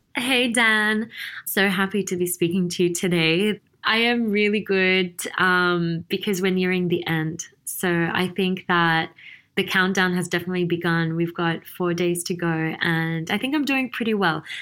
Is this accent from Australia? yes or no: yes; Sydney, New South Wales, Australia; moved away as an adult; now in Dubai, United Arab Emirates; I was born and raised in Sydney, Australia